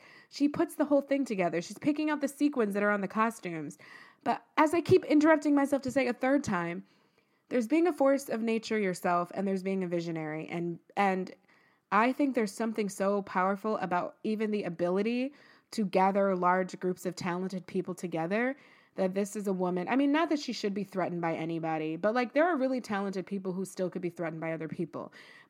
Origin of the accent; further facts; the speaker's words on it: Texas, United States; Like, this is what, I'm from Texas, and this is what went on.